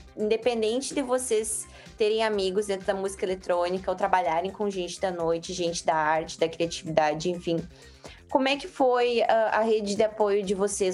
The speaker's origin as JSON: {"language": "Portuguese", "town": "Santa Maria", "region": "Rio Grande do Sul", "country": "Brazil", "also_born_or_lived": "Florianópolis", "said": "a nossa família é do Rio Grande do Sul, eu sou de Santa Maria, onde eu me localizo hoje"}